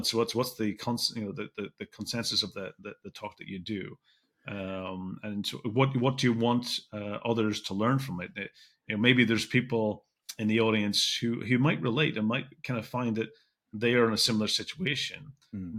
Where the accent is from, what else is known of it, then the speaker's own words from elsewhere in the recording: Belfast, Northern Ireland, United Kingdom; I grew up in Belfast, and Belfast was a place where you never shared anything